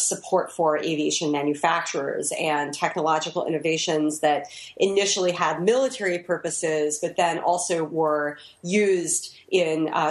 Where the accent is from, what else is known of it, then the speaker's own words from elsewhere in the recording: Dayton, Ohio, United States; moved away; also born or lived in New York; I grew up in Dayton, Ohio